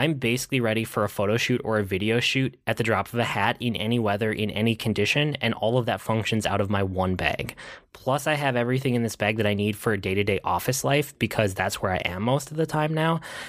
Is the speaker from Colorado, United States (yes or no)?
no; Minnesota, United States; I'm Minnesotan.